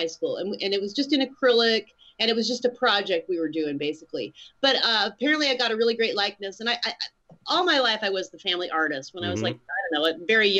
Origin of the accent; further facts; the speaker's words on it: Colorado Springs, Colorado, United States; also born or lived in Utah; I grew up in Colorado Springs, Colorado